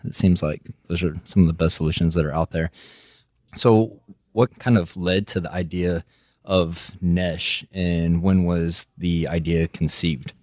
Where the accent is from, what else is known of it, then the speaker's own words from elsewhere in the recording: West Texas, United States; accent: West Texas; my West Texas accent